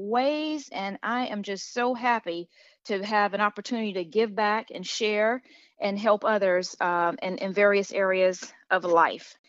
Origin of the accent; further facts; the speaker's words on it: Miami, Florida, United States; now in Charlotte, United States; I live in the Charlotte, North Carolina area. However, I am originally from Miami, Florida.